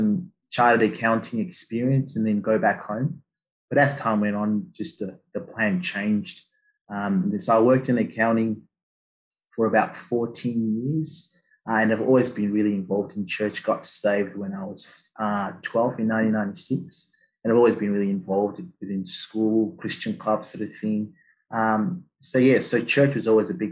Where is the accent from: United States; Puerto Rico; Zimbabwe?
Zimbabwe; moved away as an adult; now in Australia; did all my schooling in Zim, Southern Africa